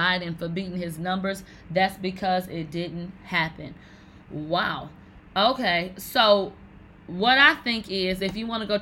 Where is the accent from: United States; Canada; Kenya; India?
United States; the South; I'm from the South